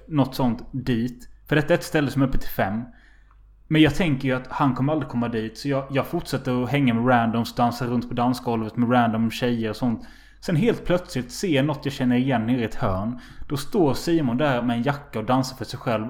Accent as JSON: {"language": "Swedish", "town": "Halmstad", "region": "Halland County", "country": "Sweden", "said": "jag är från Halmstad"}